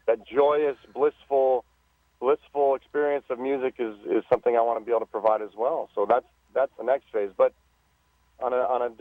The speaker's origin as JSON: {"language": "English", "region": "Southern California", "country": "United States", "said": "I'm from Southern California"}